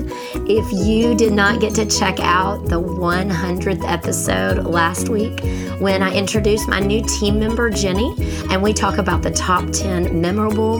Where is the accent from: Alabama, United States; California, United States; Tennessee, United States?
Tennessee, United States; Memphis; We're Memphis girls.